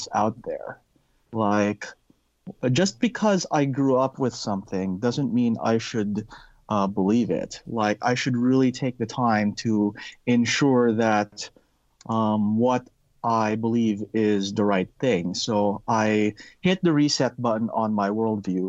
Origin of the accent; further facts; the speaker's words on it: Philippines; now in Canada; I was born and raised Catholic. I grew up in the Philippines.